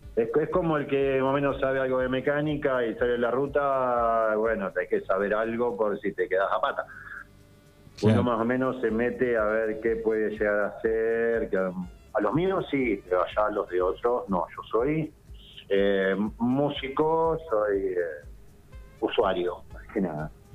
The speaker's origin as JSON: {"language": "Spanish", "area": "Isla Paulino", "region": "Buenos Aires", "country": "Argentina", "moved": "as an adult", "lives_now": "Carhué, Argentina", "said": "yo soy de, de Isla Paulino, de la costa oeste del Río de la Plata"}